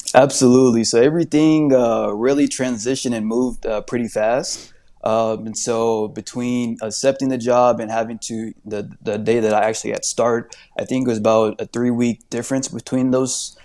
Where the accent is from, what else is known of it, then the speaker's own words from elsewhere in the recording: Indianapolis, Indiana, United States; moved away as an adult; now in Phoenix, United States; I'm actually from Indianapolis, Indiana